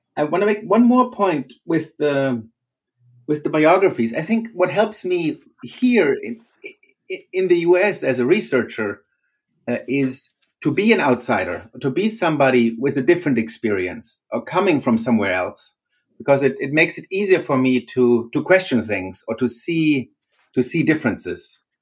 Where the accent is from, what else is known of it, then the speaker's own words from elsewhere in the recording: Germany; moved away as an adult; now in Arlington, United States; originally I, am from Germany